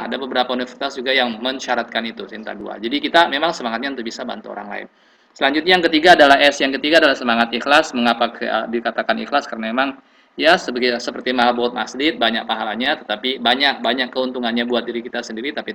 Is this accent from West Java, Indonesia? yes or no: no; Southeast Sulawesi, Indonesia; kemudian saya dari Sulawesi Tenggara.